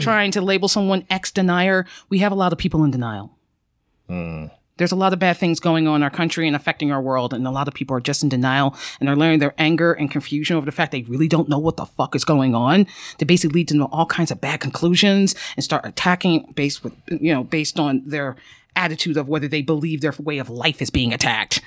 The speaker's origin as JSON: {"language": "English", "town": "Philadelphia", "region": "Pennsylvania", "country": "United States", "tie": "born or raised there", "said": "I grew up in Philly and Love Park was basically an iconic place."}